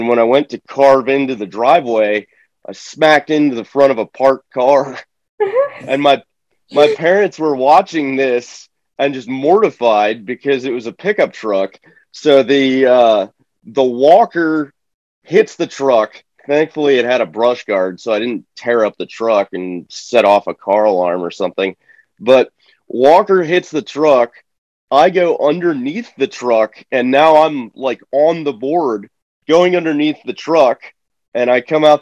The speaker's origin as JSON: {"language": "English", "region": "Florida", "country": "United States", "tie": "born or raised there", "said": "I was born in Florida. And so I grew up like fishing"}